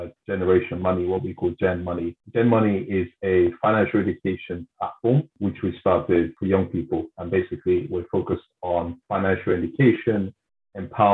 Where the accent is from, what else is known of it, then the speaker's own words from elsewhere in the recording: London, United Kingdom; in my community where I grew up in South London